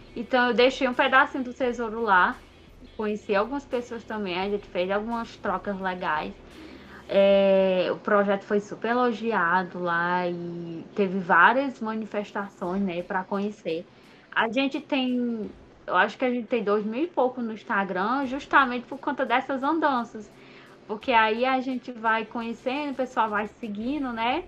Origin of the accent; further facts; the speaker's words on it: Baturité, Ceará, Brazil; eu sou de Baturité